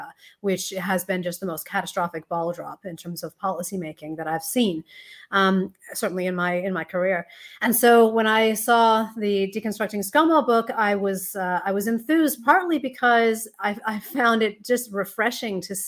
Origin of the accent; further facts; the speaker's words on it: United States; now in Australia; you may hear from the accent that I am not born and raised in Australia, although I am a naturalized citizen. But I was born in the US